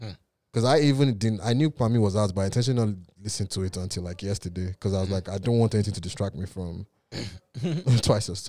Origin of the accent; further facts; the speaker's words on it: Port Harcourt, Rivers State, Nigeria; I was born in Port Harcourt